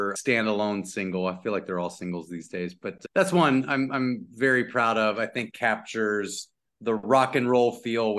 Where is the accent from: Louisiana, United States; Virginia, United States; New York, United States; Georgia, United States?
Louisiana, United States; Lafayette; moved away as an adult; also born or lived in Jennings, Louisiana / Natchitoches, Louisiana / Chicago; now in California, United States; I grew up between Lafayette and Lake Charles, Louisiana.